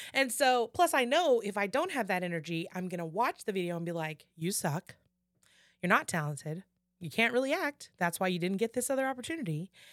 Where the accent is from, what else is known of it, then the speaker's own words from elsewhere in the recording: Houston, Texas, United States; I'm from Houston, I'm a Houstonian